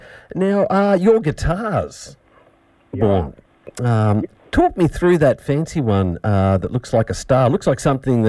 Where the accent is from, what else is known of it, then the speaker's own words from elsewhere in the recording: Shepparton, Victoria, Australia; I'm from Shepparton.